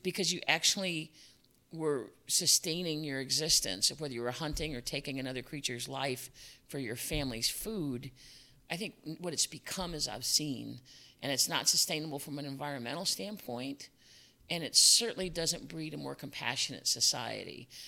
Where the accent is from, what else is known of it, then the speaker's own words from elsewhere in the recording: Chicago, Illinois, United States; moved away as an adult; also born or lived in Fairfax County, Virginia / Oak Park, Illinois; I was born and raised in Chicago